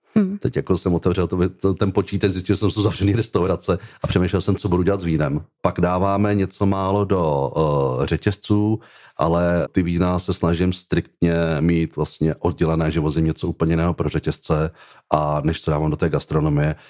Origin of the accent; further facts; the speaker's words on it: Czechia; v České republice jsem Čech a jsem hrdý